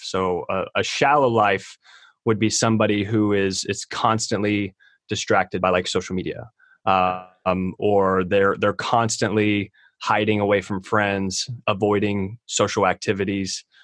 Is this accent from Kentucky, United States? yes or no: yes; Kentucky, United States; I'm from Kentucky.